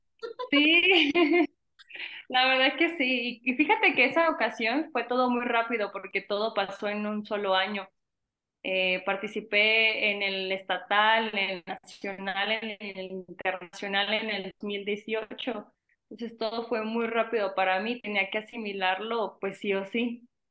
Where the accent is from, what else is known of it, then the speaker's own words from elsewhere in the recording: Venustiano Carranza, Michoacán, Mexico; soy de Venustiano Carranza, un pequeño pueblo de aquí de Michoacán